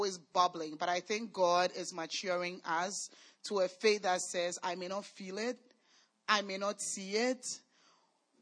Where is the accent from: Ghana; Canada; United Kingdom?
Ghana; moved away; we are from Ghana